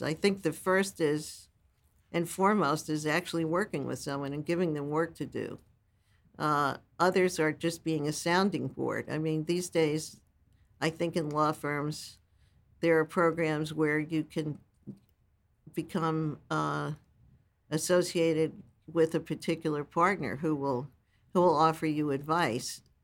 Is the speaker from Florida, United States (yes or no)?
no; New York City, New York, United States; also born or lived in Brooklyn, New York; My family moved to Staten Island